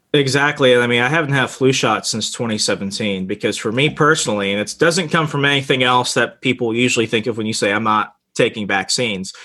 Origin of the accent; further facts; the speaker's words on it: Arizona, United States; moved away; 200,000 people is the population of my hometown in Arizona.